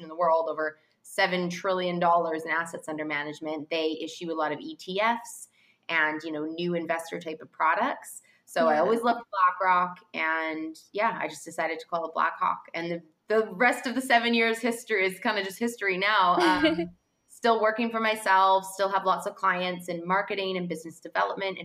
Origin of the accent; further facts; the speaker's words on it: Vancouver, British Columbia, Canada; moved away as an adult; also born or lived in Toronto / France / London / New York; And I grew up in Vancouver in Canada, actually.